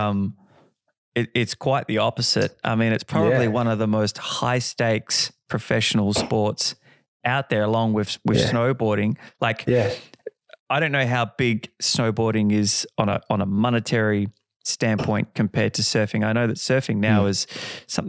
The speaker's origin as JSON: {"language": "English", "town": "Perth", "region": "Western Australia", "country": "Australia", "moved": "yes", "said": "I'm originally from Perth"}